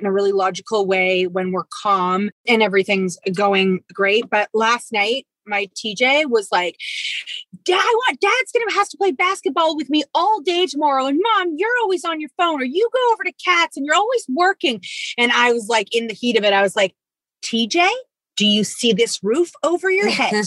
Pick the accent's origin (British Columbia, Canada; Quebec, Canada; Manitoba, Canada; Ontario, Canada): Ontario, Canada; Toronto; the two of us, we live in Toronto and we're from Toronto and we actually met in ninth grade. We went to the same high school